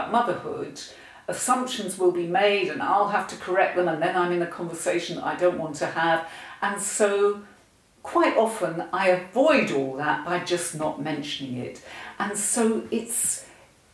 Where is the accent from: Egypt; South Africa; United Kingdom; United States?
United Kingdom; I'm white British